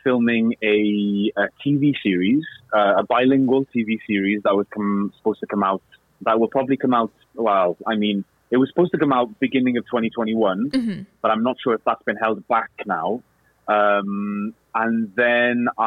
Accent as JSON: {"language": "English", "town": "Cardiff", "region": "Wales", "country": "United Kingdom", "tie": "born or raised there", "also_born_or_lived": "London", "first_language": "Welsh", "second_language": "English", "moved": "as an adult", "said": "I was brought up in Cardiff."}